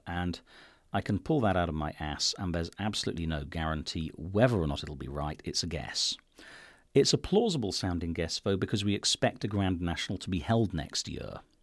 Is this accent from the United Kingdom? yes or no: yes; United Kingdom; I'm British